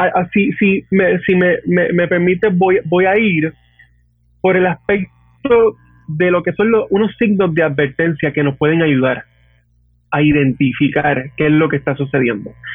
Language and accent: Spanish; Hatillo, Puerto Rico; also born or lived in Arecibo; Yo soy natural de Atillo eh, ¿verdad? Básicamente toda mi, toda mi infancia y adolescencia, etcétera, fue en natilla